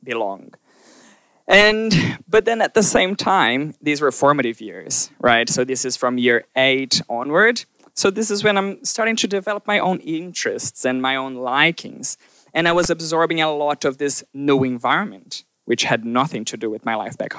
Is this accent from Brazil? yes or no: yes; southern Brazil, Brazil; moved away; I was born in Brazil, and I was born in southern Brazil